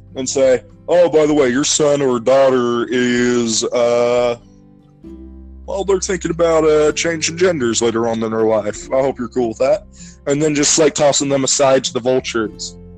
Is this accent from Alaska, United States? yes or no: no; Ohio, United States; we're from Ohio